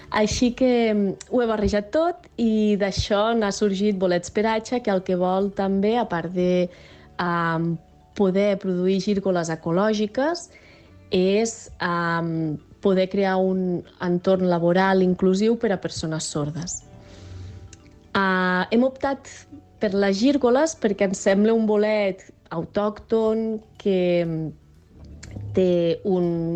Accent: Barcelona, Catalonia, Spain; moved away as an adult; now in Organyà, Spain; som barcelonins

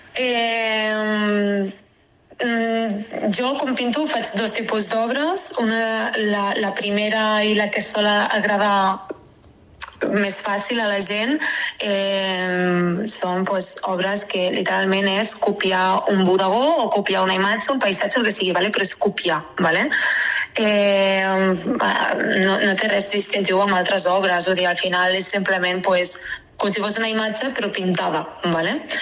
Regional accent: Castellar del Vallès, Catalonia, Spain; soc de castellà

